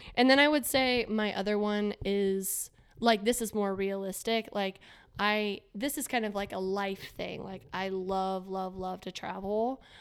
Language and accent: English; Florida, United States; growing up in Florida